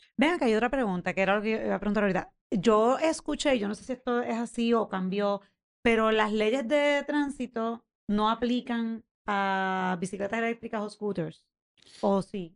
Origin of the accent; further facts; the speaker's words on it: San Juan, Puerto Rico; yo me crié en Viejo San Juan